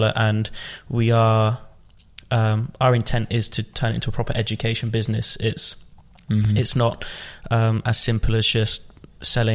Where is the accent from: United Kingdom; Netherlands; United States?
United Kingdom; Rugby, West Midlands; I grew up in the Midlands, a place called Rugby